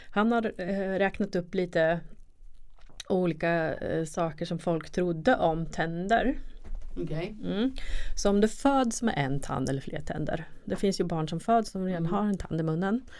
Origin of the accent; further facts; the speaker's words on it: Östergötland, Sweden; accent: Östgötska; Speciellt på min östgötska också då